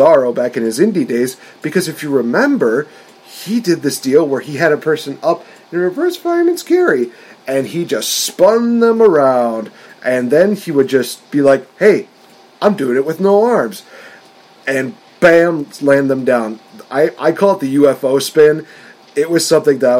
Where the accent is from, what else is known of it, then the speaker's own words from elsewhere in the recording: Wisconsin, United States; I'm from Wisconsin